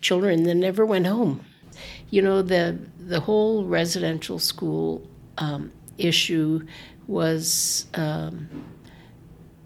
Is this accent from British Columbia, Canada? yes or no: no; Whitehorse, Yukon, Canada; I was born and raised here in Whitehorse